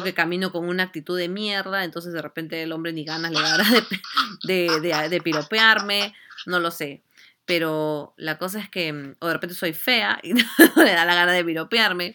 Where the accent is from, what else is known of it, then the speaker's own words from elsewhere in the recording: Lima, Peru; nosotros somos de Lima